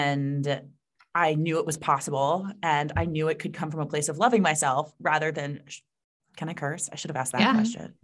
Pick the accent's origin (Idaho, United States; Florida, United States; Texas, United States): Florida, United States; South; I was raised in South Florida by a bunch of New Yorkers